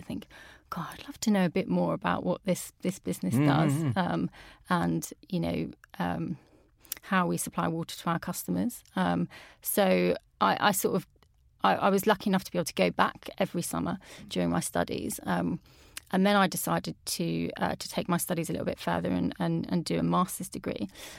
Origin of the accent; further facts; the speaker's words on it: Peterborough, East of England, United Kingdom; So I'm from Peterborough, which is obviously in the Anglian region.